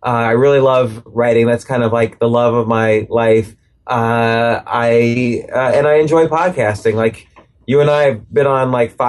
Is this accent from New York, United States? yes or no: yes; New York City, New York, United States; You know, I grew up in and around New York City.